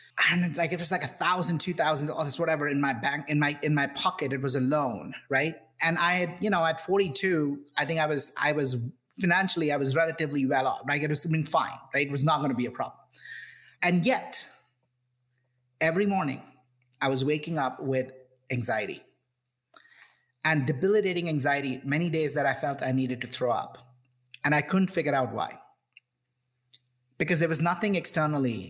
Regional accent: India; I grew up in India

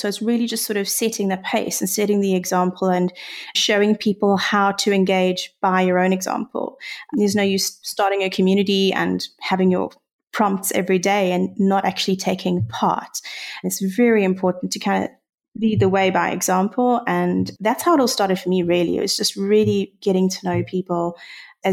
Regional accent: South Africa; accent: South African

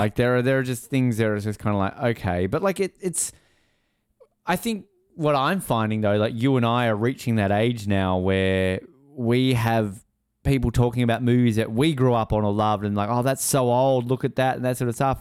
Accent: Australia; as an Australian

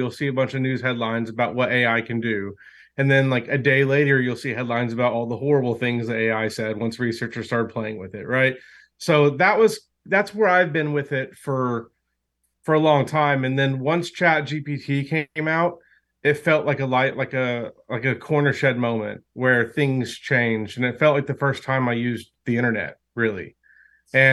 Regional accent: Oklahoma, United States; We're from Oklahoma

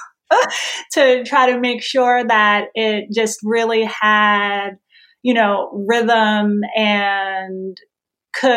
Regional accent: New Jersey, United States; I'm from New Jersey.

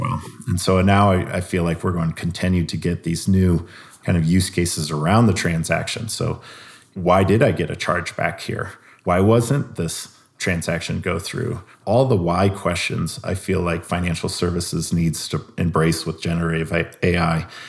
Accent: Iowa, United States; I'm from Iowa

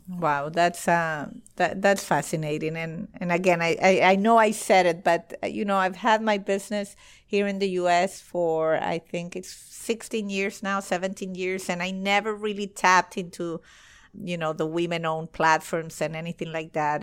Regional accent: Venezuela; moved away as an adult; now in United States; I'm from Venezuela and uh, in Caracas

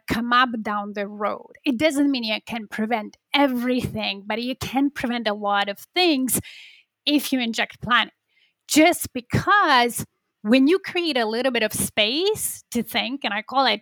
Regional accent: Poland; now in Toronto, Canada; I'm originally from Poland.

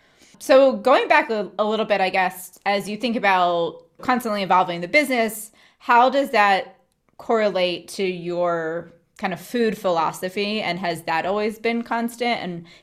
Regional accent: Philadelphia, Pennsylvania, United States; I'm from Philadelphia.

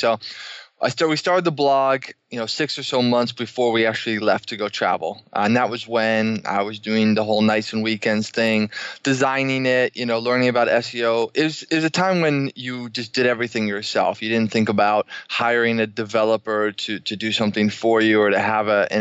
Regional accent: Boston, Massachusetts, United States; moved away as an adult; also born or lived in Washington, D.C.; We're originally from Boston, went to school in the area

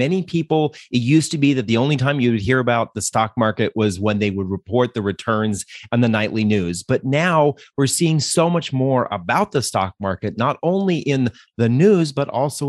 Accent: Denver, Colorado, United States; We're from Denver.

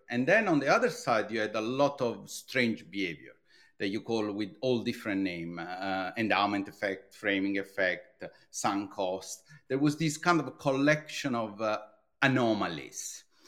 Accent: Italy; English is a second language; moved away as an adult; now in London, United Kingdom; you will immediately detect, uh, uh, from my accent. I'm from Italy

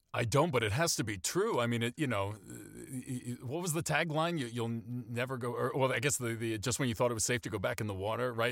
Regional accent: Maine, United States; I grew up in Maine, so I have a, in a small town in Maine

